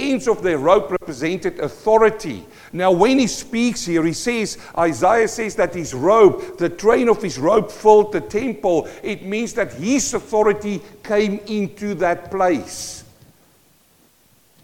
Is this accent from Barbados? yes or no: no; South Africa; first language Afrikaans; English is a second language; moved away as an adult; now in New Zealand; I'm a South African born